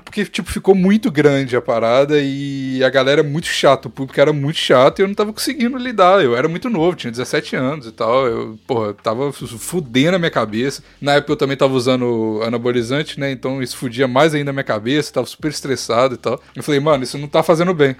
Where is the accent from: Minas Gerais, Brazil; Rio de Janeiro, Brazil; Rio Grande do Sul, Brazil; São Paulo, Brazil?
Minas Gerais, Brazil; interior of; Eu sou quase goiano. Eu sou, eu sou de, eu, o interior de Minas